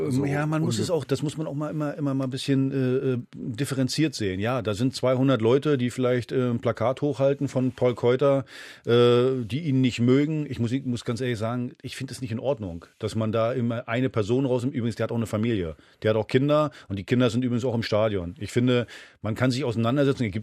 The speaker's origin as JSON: {"language": "German", "region": "East Germany", "country": "Germany", "said": "bin selber aus der DDR geflohen, zu Hertha gekommen."}